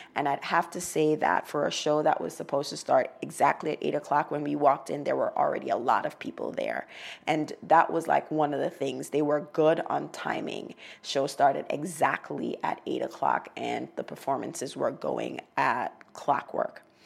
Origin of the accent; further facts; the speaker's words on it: Montego Bay, Saint James, Jamaica; now in United States; Montego Bay because that's where I'm from